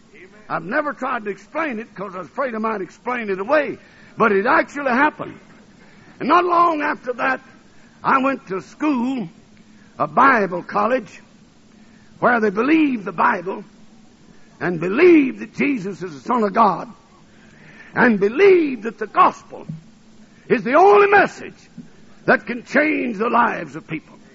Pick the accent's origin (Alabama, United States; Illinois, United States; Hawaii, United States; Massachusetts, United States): Alabama, United States; North; also born or lived in New Orleans, Louisiana / Tennessee / Ohio; now in Michigan, United States; I was born in New Orleans, Louisiana, and I was raised in Alabama, and I went to school in Tennessee, and I was married in Ohio, and I've been in Michigan ever since.